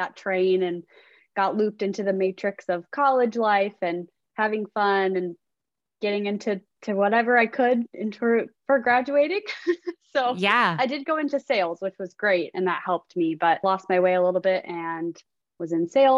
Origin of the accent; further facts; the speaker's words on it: Chicago, Illinois, United States; now in Austin, United States; I'm originally from Chicago